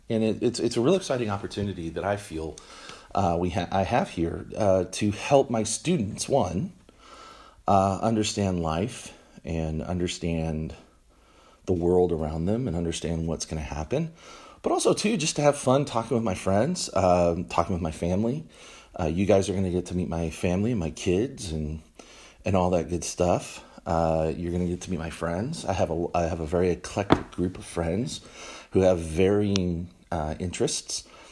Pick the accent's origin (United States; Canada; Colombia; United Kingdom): United States; Texas; also born or lived in Washington, D.C.; we moved back to Texas, um, which is my home. This is where I'm from.